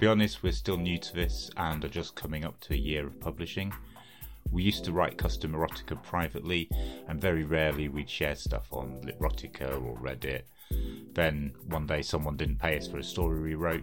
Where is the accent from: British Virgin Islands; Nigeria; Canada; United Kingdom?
United Kingdom; England; I'm a writer from England.